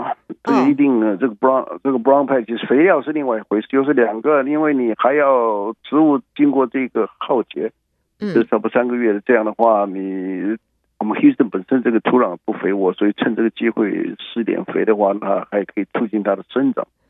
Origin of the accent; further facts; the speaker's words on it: China; now in United States; 我们尤其我们中国人也不太喜欢去跟他们 fight。